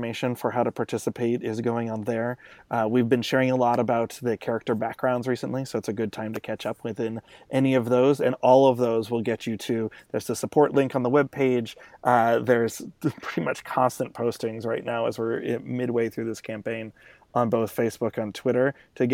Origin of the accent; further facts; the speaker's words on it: Los Angeles, California, United States; moved away; I'm originally from Los Angeles